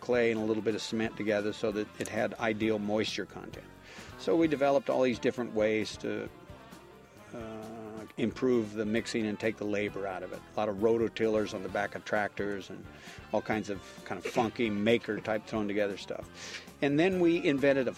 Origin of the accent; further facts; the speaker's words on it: Napa Valley, California, United States; I'm from Napa Valley, so a lot of the work that we do is in the wine country